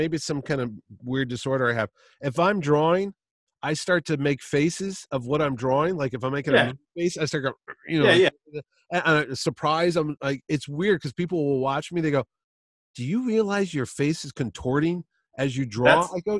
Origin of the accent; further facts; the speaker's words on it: Oklahoma, United States; I'm from Oklahoma.